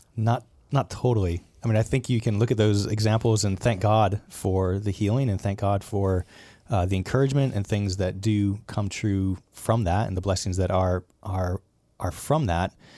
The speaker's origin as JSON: {"language": "English", "region": "Southern California", "country": "United States", "tie": "born or raised there", "said": "I was born in Southern California"}